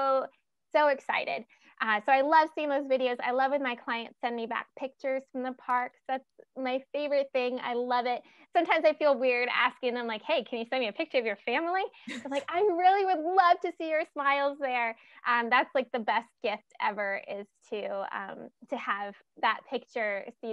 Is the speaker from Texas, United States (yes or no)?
no; Virginia, United States; we're from Virginia